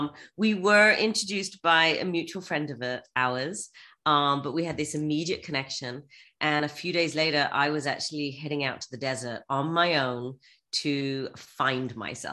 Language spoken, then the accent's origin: English; England, United Kingdom; moved away as an adult; now in United States; I'm English, grown up in England